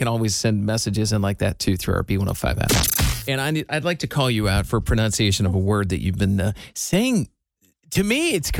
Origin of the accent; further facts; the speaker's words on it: Iowa, United States; I'm from Iowa.